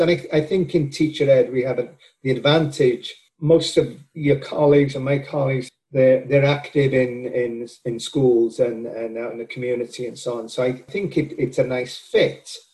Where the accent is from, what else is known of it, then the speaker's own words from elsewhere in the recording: Wales, United Kingdom; moved away as an adult; also born or lived in Wisconsin / Georgia; now in Florida, United States; I am from Wales and my uh, undergraduate work at the University of Wales